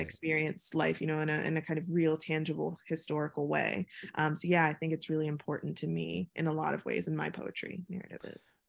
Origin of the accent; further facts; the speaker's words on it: Chesapeake, Virginia, United States; moved away as an adult; also born or lived in Atlanta / London; I'm from Chesapeake, Virginia, and, like, the rural part of Chesapeake, Virginia, where, you know, deer run across the road